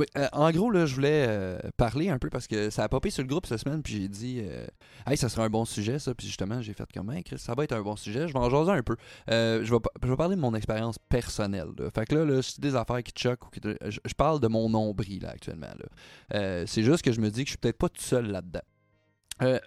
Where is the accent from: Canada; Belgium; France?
Canada; Quebec; on est québécois